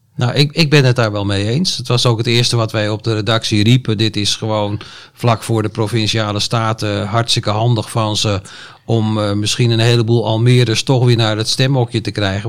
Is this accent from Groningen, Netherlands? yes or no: no; Deventer, Overijssel, Netherlands; now in Almere, Netherlands; Mijn geboorteplaats Deventer